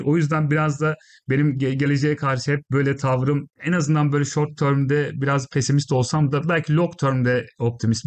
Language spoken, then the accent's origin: Turkish; Isparta, Turkey; moved away as an adult; now in United Kingdom; Ben Ispartalıyım